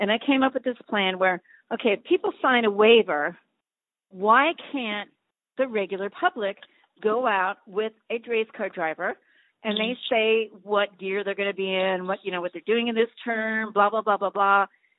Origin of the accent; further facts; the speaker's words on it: Long Island, New York, United States; And I'm from Long Island. So, I mean, well, I'm from New York, Long Island.